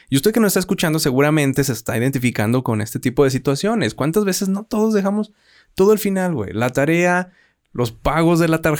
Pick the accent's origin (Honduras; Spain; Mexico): Mexico; Es parte de ser mexicano, güey.